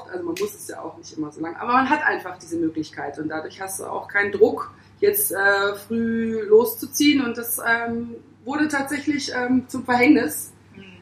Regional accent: Hamburg, Germany; also ich als Hamburgerin quasi

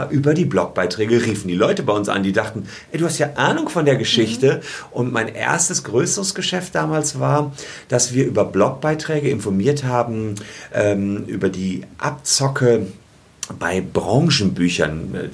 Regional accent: Gevelsberg, North Rhine-Westphalia, Germany; seit ich 15 bin, habe ich angefangen für die Lokalzeitung in meinem Heimatdorf Gefelsberg zu schreiben.

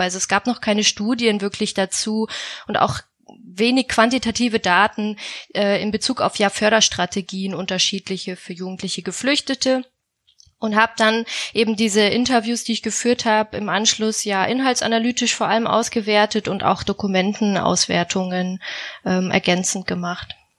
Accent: Munich, Bavaria, Germany; moved away; Ich komme ursprünglich aus München und bin deswegen Oktoberfest erprobt

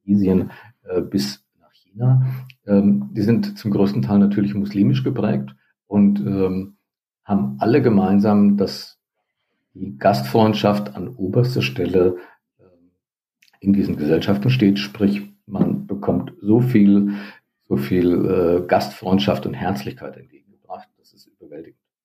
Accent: Northern Hesse, Germany; Nordhessen, wo ich aufgewachsen bin

